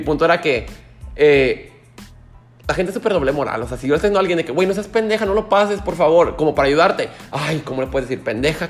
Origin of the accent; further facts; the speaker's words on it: Mexico; llegué al aeropuerto de México